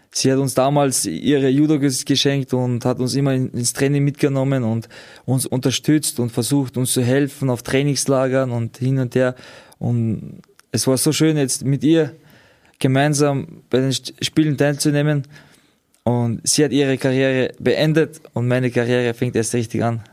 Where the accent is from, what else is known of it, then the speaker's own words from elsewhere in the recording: Austria; wir kommen aus Österreich